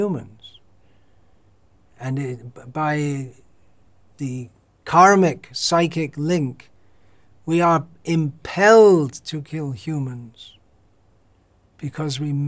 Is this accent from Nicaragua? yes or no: no; United Kingdom; moved away; growing up in Britain in the 1960s and 70s